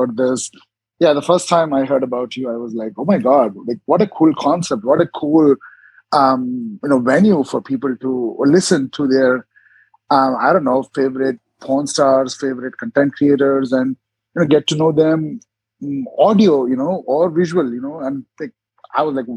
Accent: Jaipur, Rajasthan, India; moved away as an adult; now in United States; So I was born in India, in North India, state of Rajasthan, a city called Jaipur. So I'm originally Indian.

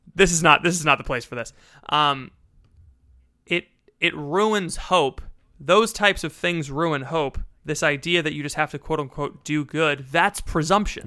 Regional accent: United States; I'm an American

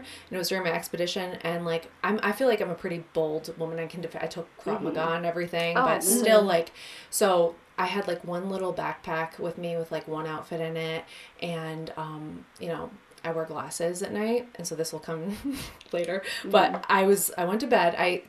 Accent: Connecticut, United States; I'm from Connecticut.

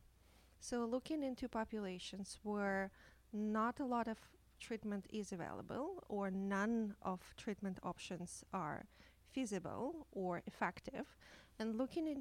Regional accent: Ukraine; moved away as an adult; now in Toronto, Canada; I came from Ukraine as an immigrant 10 years ago. I was trained as a psychiatrist in Ukraine.

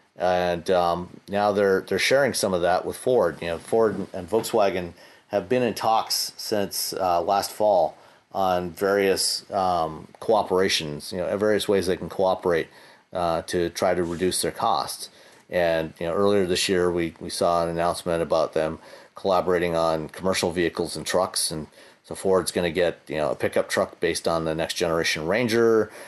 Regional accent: Hamilton, Ontario, Canada; my hometown of Hamilton, Ontario

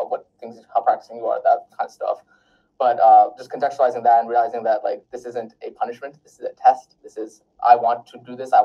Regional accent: Pasadena, California, United States; also born or lived in Wisconsin / North Carolina / Oregon; I was born in Wisconsin, moved to North Carolina, moved to Oregon, but I grew up most of my life in California

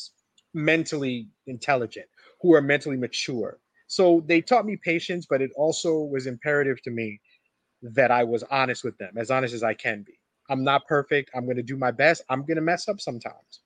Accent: New Jersey, United States; we're from New Jersey

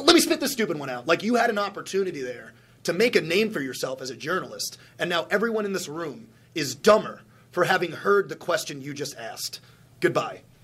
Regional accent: Plainview, New York, United States; I am from Plainview, Long Island, New York

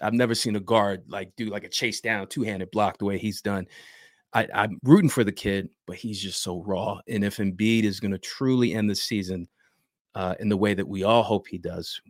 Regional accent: Philadelphia, Pennsylvania, United States; I grew up in North Philly

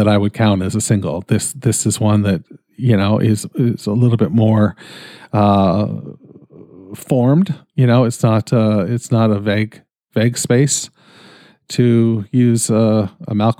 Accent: Canada; I'm Canadian

